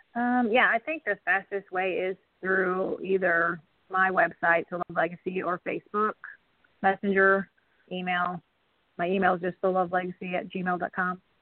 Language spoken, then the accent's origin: English; Wisconsin, United States; moved away as an adult; also born or lived in Kansas; now in Lawrence, Kansas, United States; I am actually currently in Lawrence, Kansas, um, but I grew up in Wisconsin